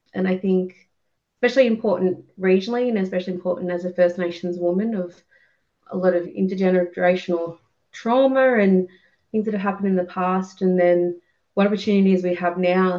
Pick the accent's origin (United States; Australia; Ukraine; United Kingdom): Australia; Griffith, New South Wales; I grew up in Griffith and around like surrounding areas